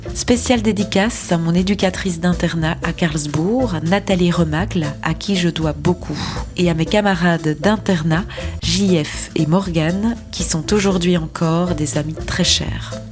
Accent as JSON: {"language": "French", "area": "Belgian Ardennes", "region": "Wallonia", "country": "Belgium", "moved": "yes", "lives_now": "Brussels, Belgium", "said": "Je suis une Ardennaise exilée à Bruxelles depuis 18 ans"}